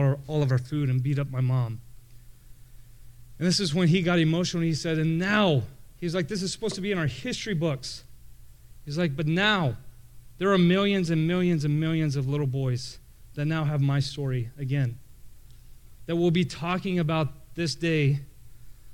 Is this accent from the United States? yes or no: yes; Canyon, Texas, United States; moved away; my hometown of Canyon, Texas